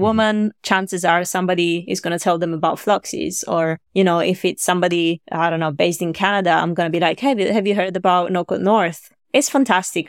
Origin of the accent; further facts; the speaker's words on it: Italy; moved away as an adult; now in London, United Kingdom; I'm from Italy originally